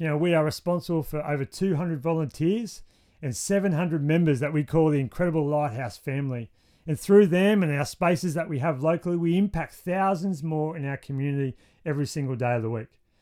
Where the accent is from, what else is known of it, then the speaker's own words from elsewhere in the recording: Wollongong, New South Wales, Australia; my hometown of Wollongong's pretty great. That's where we live